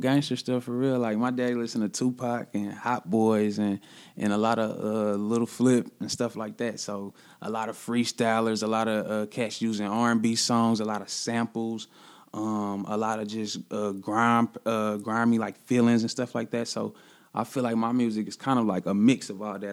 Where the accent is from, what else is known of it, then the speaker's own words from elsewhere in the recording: Kansas City, Missouri, United States; I'm really from the city, like, really born at Truman, you know, the county hospital, like, really from the city.